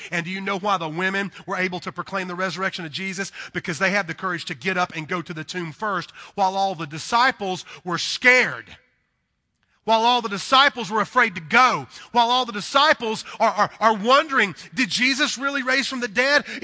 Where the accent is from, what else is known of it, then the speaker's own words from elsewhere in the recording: the South, United States; accent: southern; Now, listen, I'm a southern boy. Um, you can probably tell by my accent. I am from the deep south, and I love the south.